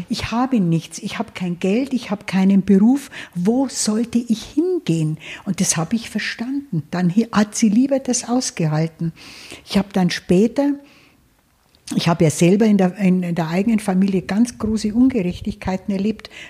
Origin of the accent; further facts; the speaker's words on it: Bavaria, Germany; Naja, ich bin ja äh, auf dem Land aufgewachsen in Niederbayern und in einem kleinen Ort